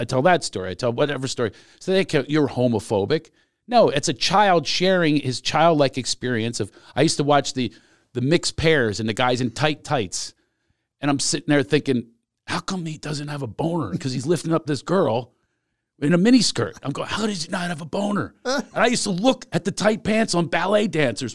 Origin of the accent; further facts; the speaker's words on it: Philadelphia, Pennsylvania, United States; we are both from Philadelphia